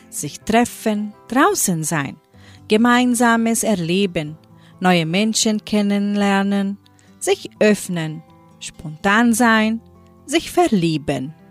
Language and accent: German; Brazil